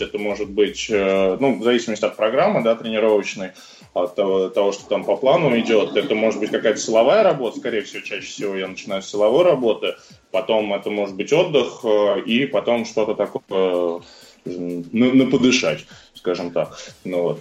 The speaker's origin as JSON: {"language": "Russian", "region": "Moscow", "country": "Russia", "tie": "born or raised there", "said": "родился в Москве, учился в обычной московской школе"}